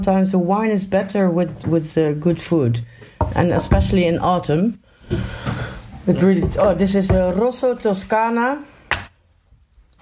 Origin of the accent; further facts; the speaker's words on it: Eindhoven, North Brabant, Netherlands; I live in Eindhoven. It's like a 20-minute drive from Tilburg